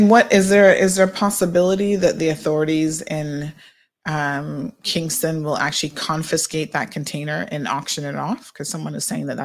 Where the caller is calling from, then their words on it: Cayman Islands; I'm calling from the Cayman Islands.